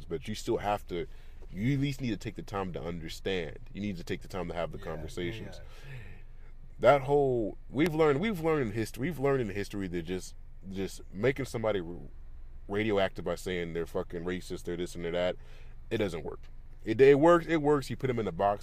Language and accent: English; California, United States; I grew up in California